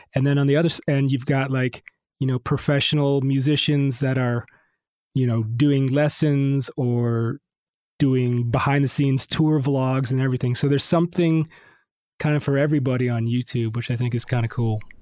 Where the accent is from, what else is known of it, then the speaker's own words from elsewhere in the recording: Detroit, Michigan, United States; moved away as an adult; also born or lived in Miami / Los Angeles; now in Nashville, United States; I grew up in Detroit and I went to Miami uh, for college